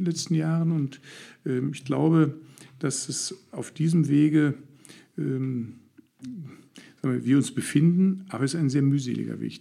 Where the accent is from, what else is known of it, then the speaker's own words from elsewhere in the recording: Herne, North Rhine-Westphalia, Germany; Seit dem ersten Lebensjahr lebe ich hier. Das sind jetzt mittlerweile 60 Jahre.